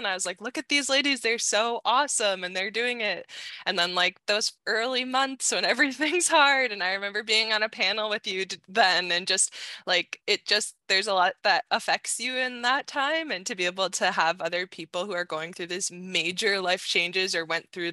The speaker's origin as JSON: {"language": "English", "region": "New Hampshire", "country": "United States", "tie": "born or raised there", "moved": "yes", "lives_now": "Canada", "said": "I grew up in New Hampshire"}